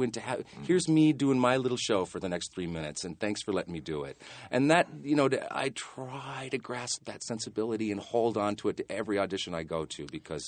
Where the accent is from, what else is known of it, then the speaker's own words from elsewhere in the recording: Montana, United States; But no, I'm from Montana, where showbiz was like the furthest thing from anybody's mind.